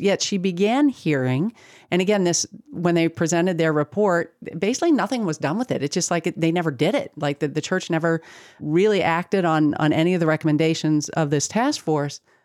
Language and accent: English; the North, United States; I grew up in the North